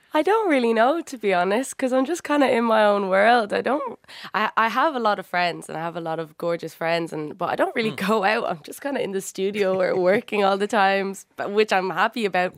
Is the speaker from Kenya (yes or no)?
no; Dublin, Leinster, Ireland; both my parents are Cuban uh, and they came here uh, a long time ago and had me, but I was raised in Dublin City, North Frederick Street